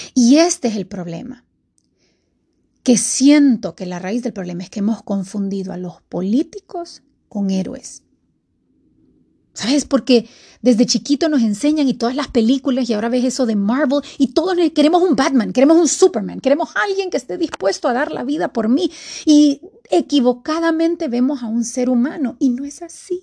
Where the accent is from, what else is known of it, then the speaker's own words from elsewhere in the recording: Honduras; estamos a un día de elecciones aquí en mi país, Honduras